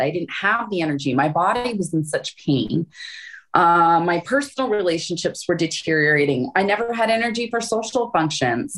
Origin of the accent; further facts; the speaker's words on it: Florida, United States; moved away; also born or lived in Hawaii / Phoenix; I grew up in Florida.